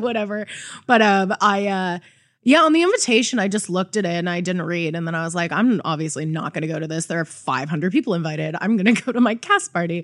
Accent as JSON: {"language": "English", "town": "Toronto", "region": "Ontario", "country": "Canada", "said": "I'm such a hardened Toronto girl"}